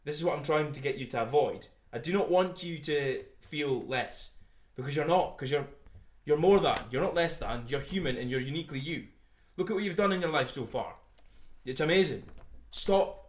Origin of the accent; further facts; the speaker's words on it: Scotland, United Kingdom; I am from Scotland